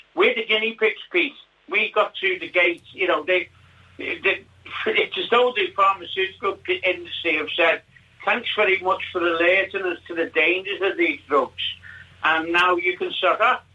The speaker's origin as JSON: {"language": "English", "town": "Liverpool", "region": "North West England", "country": "United Kingdom", "tie": "born or raised there", "moved": "yes", "lives_now": "Fuerteventura, Spain", "said": "I was brought up in Liverpool, late in Lodge Lane, in Soxton"}